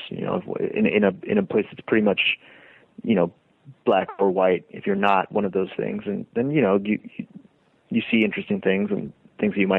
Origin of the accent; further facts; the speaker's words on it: Lima, Peru; born there; Both of my sisters were born in Baltimore, um, and then a few years later, I was born in Lima.